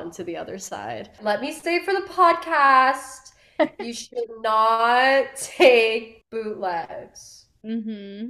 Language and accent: English; Miami, Florida, United States; born or raised there